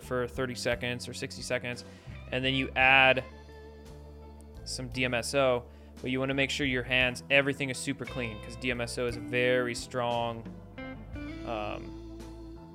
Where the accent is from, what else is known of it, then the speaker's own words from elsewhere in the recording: Washington, United States; I grew up in Washington